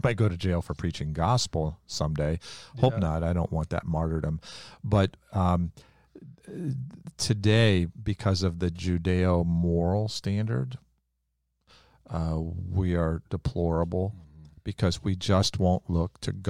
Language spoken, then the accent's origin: English; the Bible Belt, United States; I came from the Bible Belt.